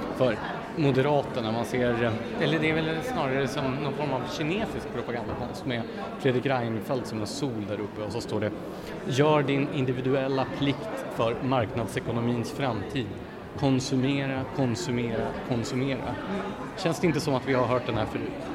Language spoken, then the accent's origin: Swedish; Gävle, Gävleborg County, Sweden; i Gävle då, där jag, där jag växte upp